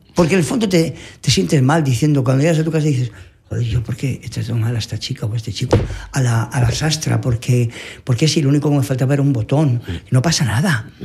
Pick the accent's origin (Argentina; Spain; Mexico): Spain; Dolores, Valencian Community; moved away; mi pueblo Dolores